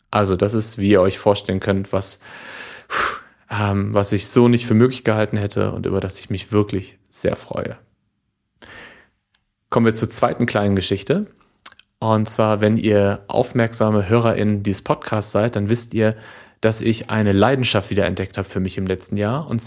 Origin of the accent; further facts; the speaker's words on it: Lippstadt, North Rhine-Westphalia, Germany; nach Lippstadt zu kommen, die Stadt, äh, in der ich lange gelebt habe, in der ich geboren bin, in der ich viele Freunde habe und Familie.